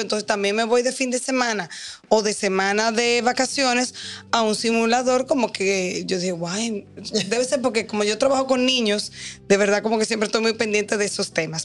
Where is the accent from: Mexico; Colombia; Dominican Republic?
Dominican Republic; nosotros como dominicanos